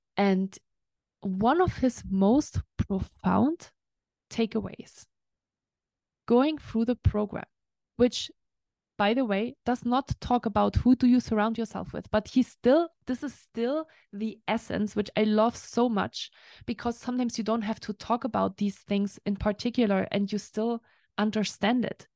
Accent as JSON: {"language": "English", "country": "Germany", "moved": "yes", "lives_now": "Lake Tahoe, United States", "said": "I'm used to from Germany or from Europe"}